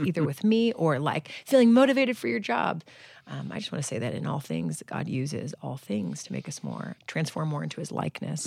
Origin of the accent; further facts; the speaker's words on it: Long Beach, California, United States; small enough church in my hometown, Arboroath Church in Long Beach, California